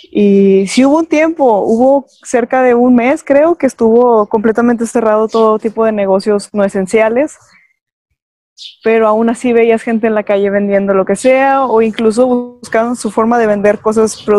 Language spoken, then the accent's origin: Spanish; Coahuila, Mexico; nosotros somos del estado de Coahuila y estamos casi en el centro, ¿no?